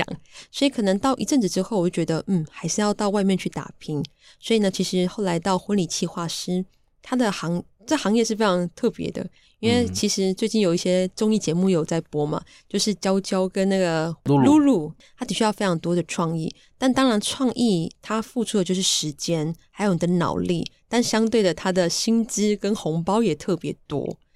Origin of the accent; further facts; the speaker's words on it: Taichung, Taiwan; now in Yilan, Taiwan; 那其实呢，我的家乡是台中和平乡。那我是泰雅族人